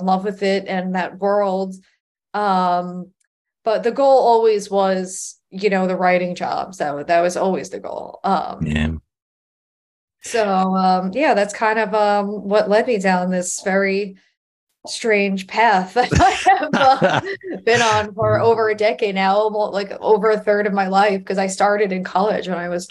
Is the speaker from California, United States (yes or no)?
no; Long Island, New York, United States; growing up on Long Island and having access to the city was like, oh, well, I live in right next to the comedy mecca of the entire world